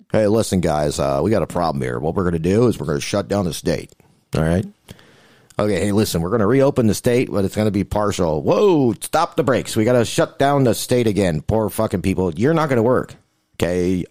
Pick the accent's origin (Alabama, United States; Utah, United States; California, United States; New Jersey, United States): California, United States; tell them I'm from California.